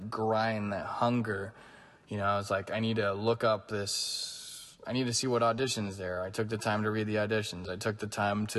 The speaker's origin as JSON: {"language": "English", "region": "Northern California", "country": "United States", "tie": "born or raised there", "said": "When I was a little kid, I grew up in Northern California, so I grew up near water"}